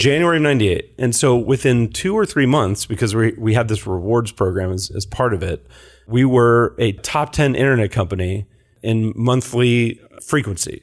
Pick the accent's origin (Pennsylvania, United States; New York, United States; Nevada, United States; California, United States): California, United States; San Carlos; born or raised there; also born or lived in Lafayette, California